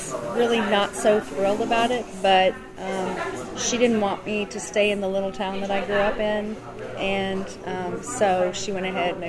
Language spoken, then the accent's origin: English; Nixa, Missouri, United States; born or raised there